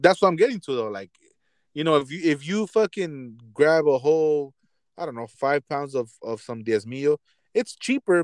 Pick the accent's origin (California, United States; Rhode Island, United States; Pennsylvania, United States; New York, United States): California, United States; Los Angeles; when I growing up in Boyle Heights, we went to Food for Less